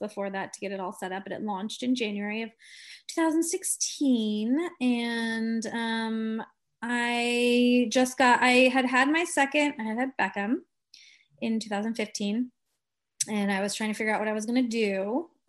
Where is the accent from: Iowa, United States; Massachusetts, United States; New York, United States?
Iowa, United States; moved away as an adult; also born or lived in Los Angeles, California; now in Orange County, United States; I am from Iowa, so that is, you know, far, far away land. So I haven't always lived in California. I moved when I was like 22, right after college